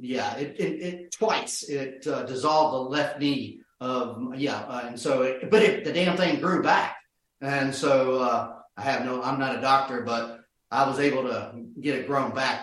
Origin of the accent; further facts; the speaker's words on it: Norcross, Georgia, United States; my neighborhood in Georgia, outside of Norcross, Georgia